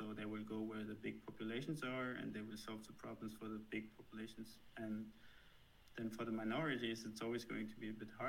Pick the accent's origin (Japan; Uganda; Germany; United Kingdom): Germany; accent: German; don't know, German accent